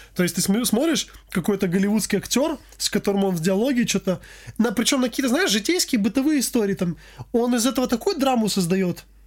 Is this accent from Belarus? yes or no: no; Armenia; я армянин